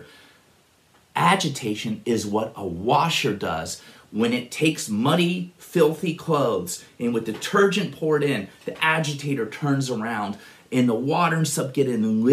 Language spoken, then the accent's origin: English; Upper Arlington, Ohio, United States; also born or lived in Worthington, Ohio; I grew up in Upper Arlington, Worthington